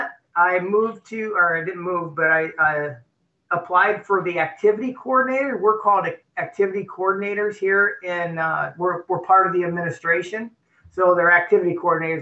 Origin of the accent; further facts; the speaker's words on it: Merrillville, Indiana, United States; moved away as an adult; also born or lived in Martinsville, Indiana; now in Florida, United States; I'm originally from Maryville, Indiana. It's northwest corner. It's about 25 minutes outside of Chicago